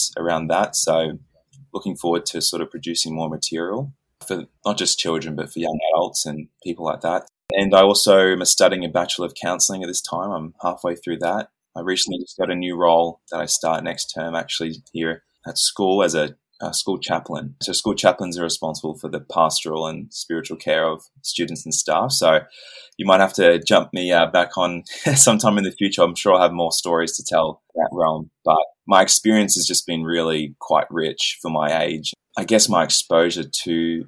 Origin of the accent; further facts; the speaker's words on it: Australia; I'm from Australia